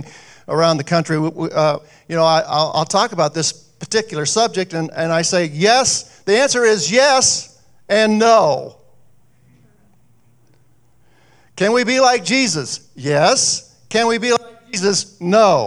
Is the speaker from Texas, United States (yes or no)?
no; Jefferson, Iowa, United States; now in Mason City, United States; back in my hometown, I grew up in Jefferson, Iowa